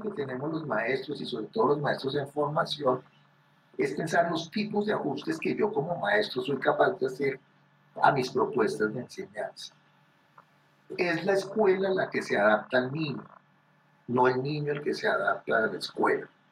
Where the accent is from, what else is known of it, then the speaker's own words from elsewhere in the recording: Colombia; a nosotros particularmente como colombianos